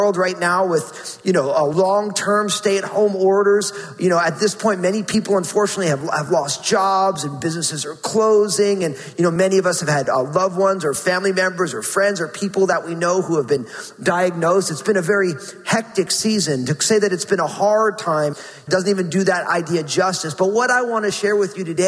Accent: New Jersey, United States; born or raised there

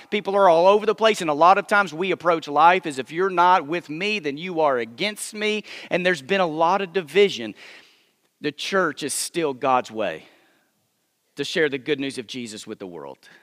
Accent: Texas, United States; moved away as an adult; now in Memphis, United States; I grew up first twenty-seven years of my life. I lived in Texas, but I've lived in Memphis now for a few years with my wife

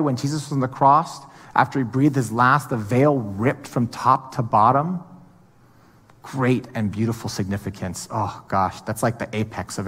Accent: Hawaii, United States; I'm from Hawaii

